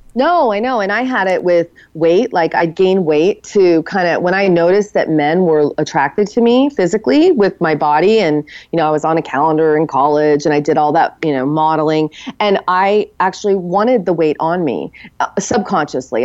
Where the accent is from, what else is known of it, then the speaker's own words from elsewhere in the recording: United States; a regular woman growing up in America